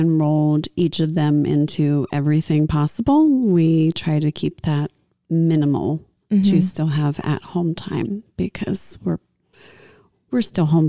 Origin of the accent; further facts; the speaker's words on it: New Concord, Ohio, United States; moved away as an adult; now in Mount Vernon, United States; No, we're from New Concord.